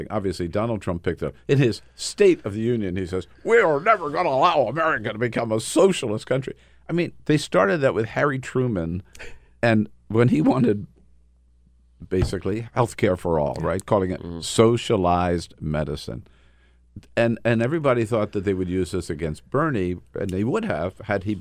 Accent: Jamaica; Of course I did. I'm from Jamaica.

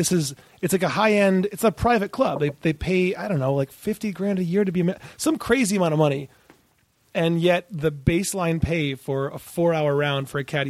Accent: Ann Arbor, Michigan, United States; I grew up in Ann Arbor, Michigan.

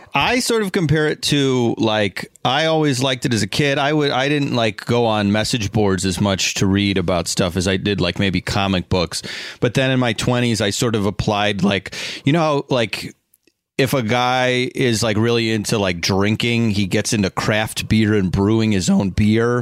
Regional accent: Schaumburg, Illinois, United States; I'm from the northwest suburbs of Chicago, a place called Schaumburg, Illinois

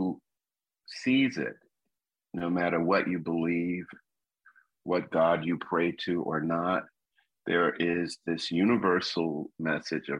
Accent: Miami, Florida, United States; When I was growing up in Liberty City, a neighborhood in Miami, Florida

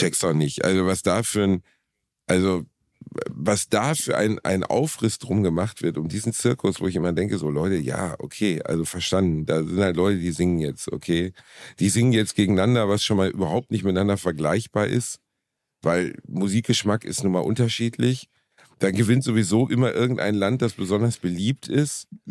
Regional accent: Germany; wir Deutschen

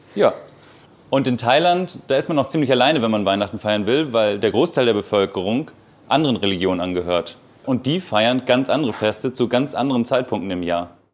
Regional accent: Baltic coast, Germany; Ich bin ja an der Ostsee groß geworden

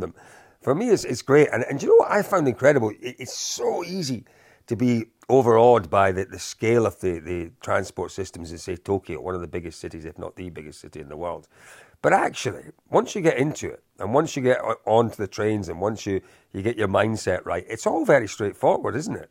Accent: Scotland, United Kingdom; as a Scotsman

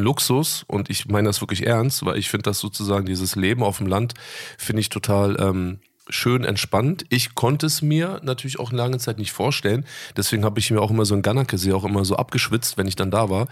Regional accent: Berlin, Germany; moved away as an adult; also born or lived in Bonn; now in Dubai, United Arab Emirates; bin dann in Berlin in der Yorkstraße groß geworden, also mitten äh, im Kiez

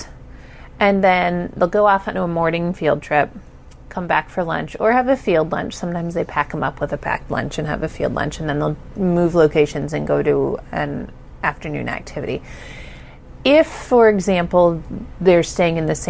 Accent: Ohio, United States; I'm from Ohio

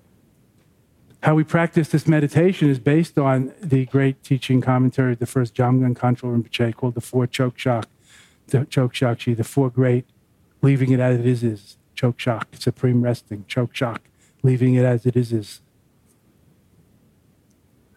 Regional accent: Long Island, New York, United States; when I was growing up in Long Island

